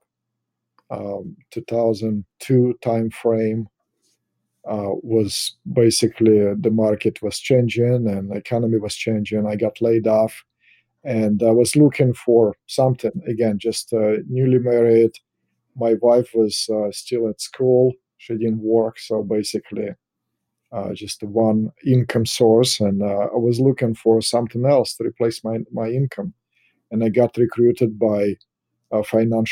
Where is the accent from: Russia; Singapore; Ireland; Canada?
Russia; moved away as an adult; also born or lived in Kazakhstan; now in Los Angeles, United States; I grew up in Russia. I immigrated, so I was there until I was 22.